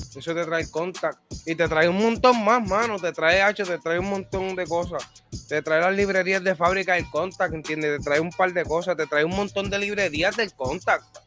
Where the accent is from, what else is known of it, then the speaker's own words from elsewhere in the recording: Puerto Rico; Soy de Puerto Rico